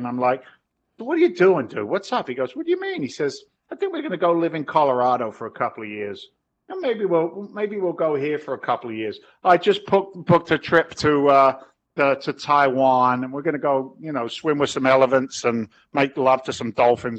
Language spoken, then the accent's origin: English; London, United Kingdom; now in United States; I'm an Englishman. I was born in London, but I carry an American passport.